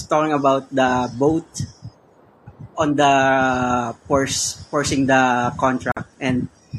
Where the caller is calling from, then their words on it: Philippines; I'm from greetings from the Philippines.